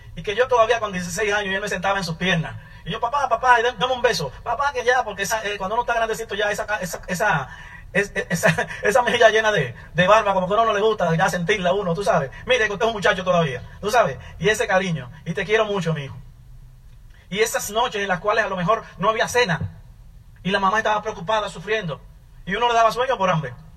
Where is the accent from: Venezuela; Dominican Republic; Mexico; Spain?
Dominican Republic; Santo Domingo, Distrito Nacional; moved away; also born or lived in New York, United States / Virginia, United States; yo nací y me crié en Santo Domingo, en la ciudad, en el suburbio, en un barrio.